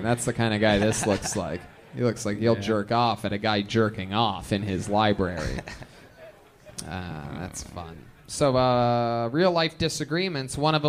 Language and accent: English; Ohio, United States; I'm from Ohio, too.